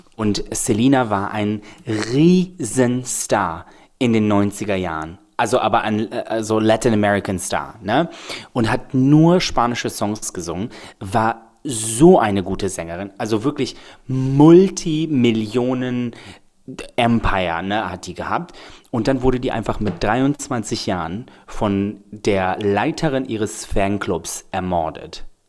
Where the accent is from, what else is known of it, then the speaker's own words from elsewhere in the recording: Belgrade, Serbia; now in Germany; ich komme ja wirklich aus Belgrad